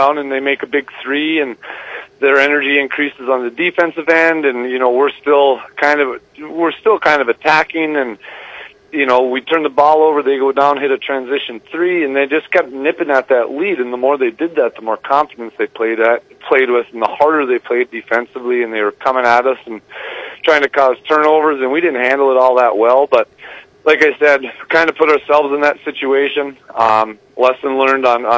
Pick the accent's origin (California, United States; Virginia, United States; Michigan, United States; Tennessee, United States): Michigan, United States; Westwood; I'm from Westwood. I live in Westwood. I'm from Westwood. I went to the school, so I know practically every family in the area